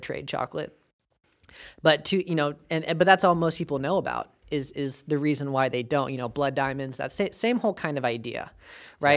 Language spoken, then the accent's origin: English; United States; we're American